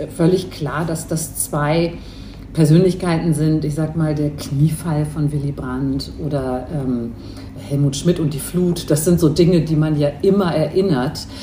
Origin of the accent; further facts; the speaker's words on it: Hamburg, Germany; also born or lived in Istanbul; Ich bin in Hamburg geboren und groß geworden, habe aber noch ein zweites Elternhaus in Istanbul